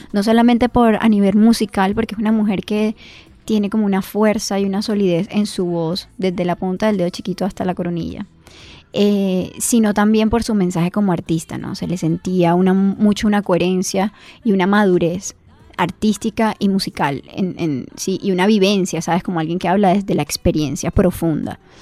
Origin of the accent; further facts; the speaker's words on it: Barranquilla, Atlántico, Colombia; nosotros como barranquilleros